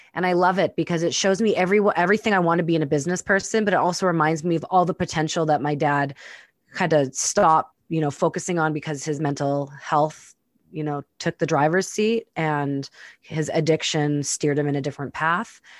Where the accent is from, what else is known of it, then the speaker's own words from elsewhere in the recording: Winnipeg, Manitoba, Canada; moved away; I've spent the last few weeks in my hometown, Winnipeg, Manitoba